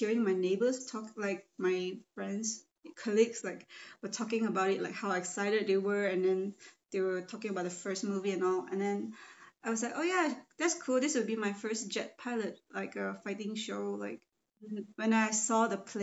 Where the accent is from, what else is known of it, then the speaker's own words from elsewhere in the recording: Malaysia; now in Montreal, Canada; I'm also from Malaysia. And currently living in Montreal